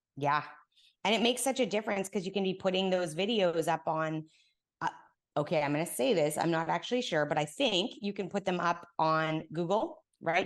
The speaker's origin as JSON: {"language": "English", "country": "Canada", "moved": "as an adult", "lives_now": "Texas, United States", "said": "I've been here now in Texas for ten years, but I'm Canadian"}